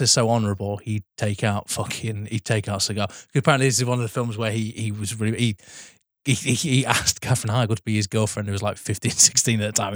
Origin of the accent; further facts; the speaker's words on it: Sheffield, Yorkshire and the Humber, United Kingdom; now I'm from Sheffield